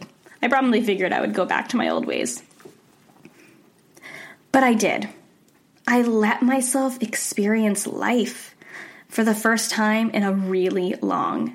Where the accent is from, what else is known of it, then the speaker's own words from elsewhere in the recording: Rhode Island, United States; I grew up in Rhode Island